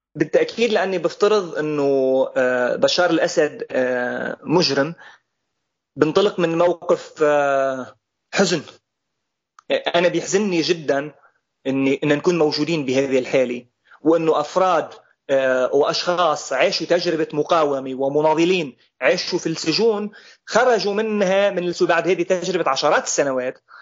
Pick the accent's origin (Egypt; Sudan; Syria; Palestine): Syria; Golan Heights; نحن سوريين